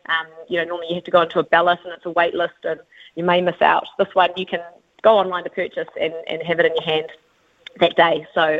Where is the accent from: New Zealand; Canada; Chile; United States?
New Zealand; being a Kiwi